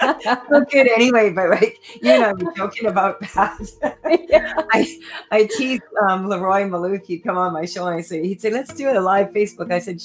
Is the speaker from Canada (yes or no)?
yes; Saskatchewan, Canada; I was doing a lot of speaking engagements out here, and I was from Saskatchewan.